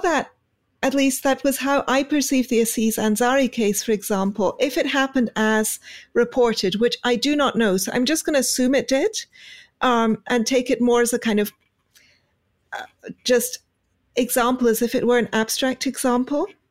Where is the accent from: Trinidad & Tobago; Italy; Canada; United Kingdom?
United Kingdom; being British